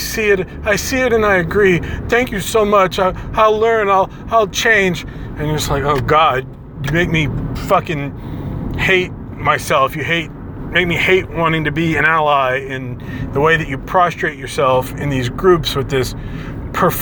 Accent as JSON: {"language": "English", "region": "Southern Louisiana", "country": "United States", "tie": "born or raised there", "said": "I grew up in Southern Louisiana"}